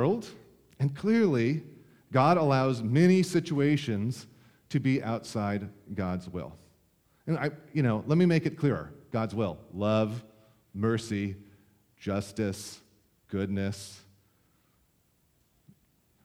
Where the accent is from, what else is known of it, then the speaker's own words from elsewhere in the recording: United States; As an American citizen in the 21st century